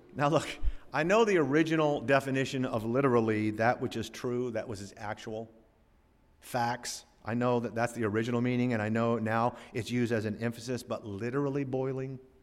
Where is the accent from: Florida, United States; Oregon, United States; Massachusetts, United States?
Florida, United States; growing up in Florida